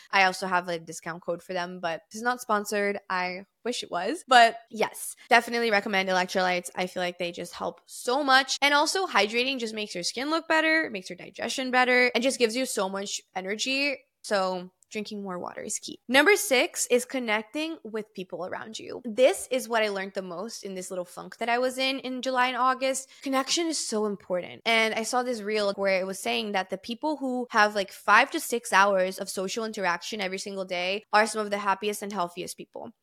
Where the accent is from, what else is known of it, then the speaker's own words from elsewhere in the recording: Brazil; moved away; I'm fluent in three different languages because I grew up in Brazil